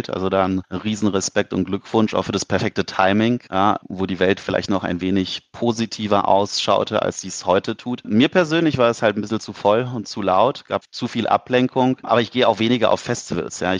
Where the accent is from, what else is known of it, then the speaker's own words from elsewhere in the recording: Cologne, North Rhine-Westphalia, Germany; Und wir als Kölner sind ja grundsätzlich so ein bisschen bekannt für Gastfreundschaft